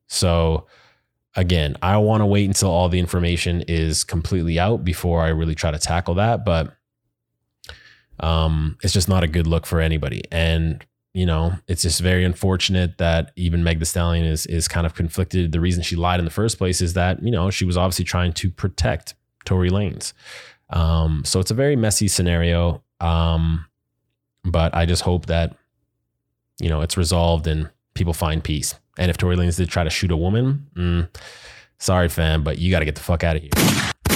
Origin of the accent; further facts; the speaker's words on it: Canada; now in United States; as a Canadian in the U S